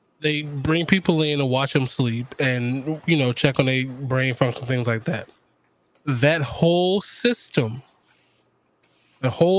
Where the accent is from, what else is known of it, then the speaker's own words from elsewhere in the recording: Chicago, Illinois, United States; I'm from the South Side of Chicago.